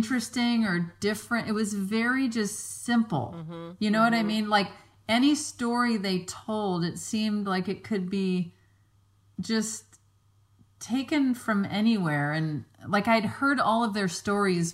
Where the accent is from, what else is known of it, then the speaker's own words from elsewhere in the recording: Mississippi Gulf Coast, United States; moved away; when we go to Mississippi to my hometown